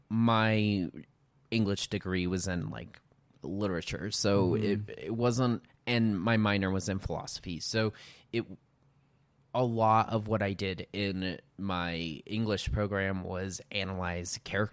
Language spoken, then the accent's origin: English; Montrose, Colorado, United States; Montrose, Colorado.